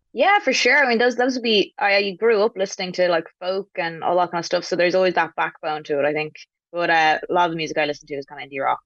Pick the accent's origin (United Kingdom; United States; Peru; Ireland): Ireland; Dublin, Leinster; I'm from Dublin